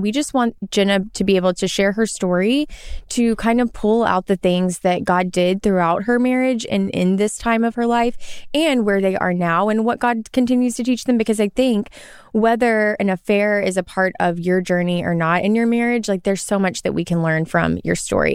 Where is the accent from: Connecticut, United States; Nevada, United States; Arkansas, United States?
Arkansas, United States; where I'm from in Arkansas, there's a lot of hiking